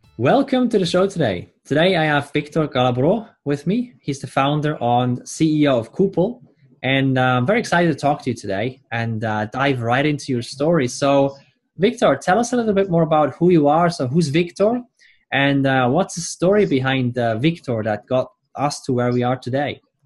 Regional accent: Switzerland; I'm Swiss

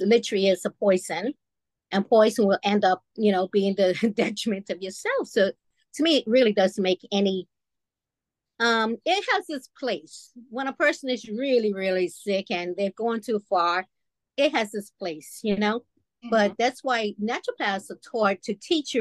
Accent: Bermuda; I was brought up in Bermuda.

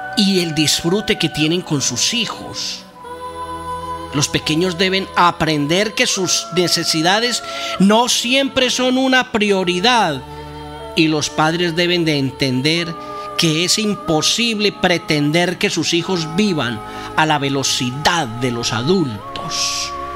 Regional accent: Sopetrán, Antioquia, Colombia; Horizontes, corregimiento de Sopetrán, mi pueblo, donde fui criado, nacido

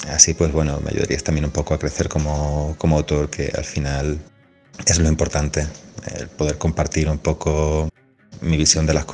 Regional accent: Extremadura, Spain; now in Madrid, Spain; soy un autor extremeño afincado en Madrid.

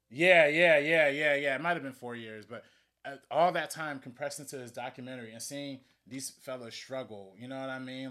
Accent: Compton, California, United States; I'm from the hood. I'm from Compton

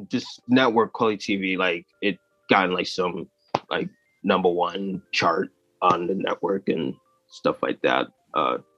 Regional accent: United States; born there; my family originally came from Tanzania, and so I was born here in the United States.

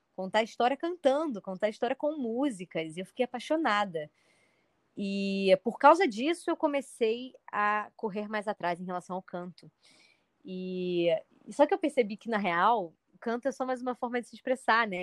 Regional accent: Rio de Janeiro, Brazil; eu sou do Rio de Janeiro

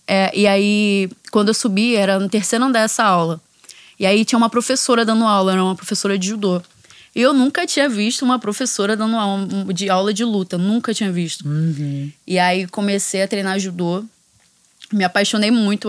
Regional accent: Brazil; Foi a primeira vez que eu saí do Brasil

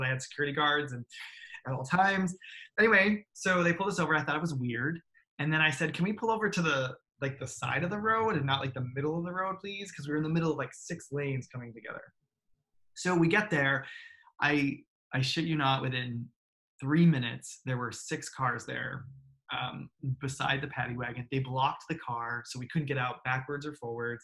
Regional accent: United States; they knew I was American right away

